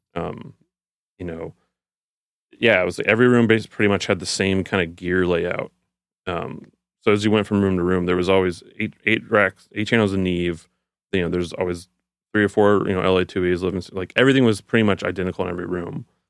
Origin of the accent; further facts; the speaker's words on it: Houston, Texas, United States; I'm from Houston, so I started school at the University of Houston